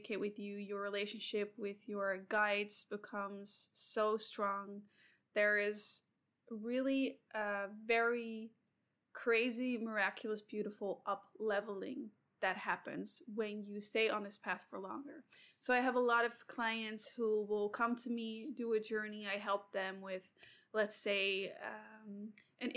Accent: Sydney, New South Wales, Australia; I'm also from Sydney

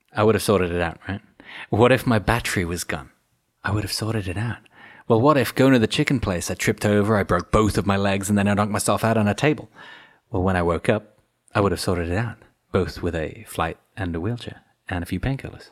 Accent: United Kingdom; being British

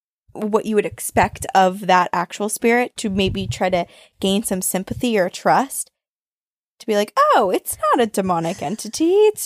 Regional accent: St. Louis, Missouri, United States; I grew up in St. Louis, Missouri, which, as you've probably heard, that city is haunted AF.

